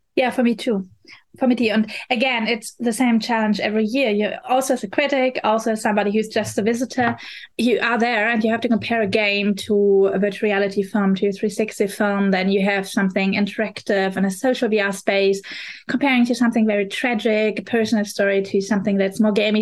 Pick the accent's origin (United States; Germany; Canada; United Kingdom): Germany; Berlin; English is a second language; I'm coming from Berlin, Germany